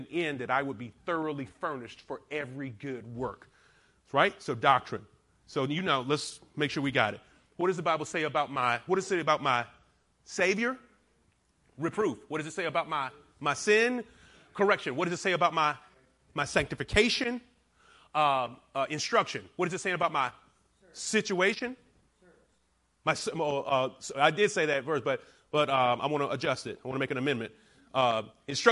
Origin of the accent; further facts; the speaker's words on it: the South, United States; also born or lived in Alabama / Georgia; I'm from the South, so I say paralytic, but I've been not corrected. I have been exhorted by some of my church to say paralytic. But I still stay with paralytic. It just sounds better being from Alabama and Georgia.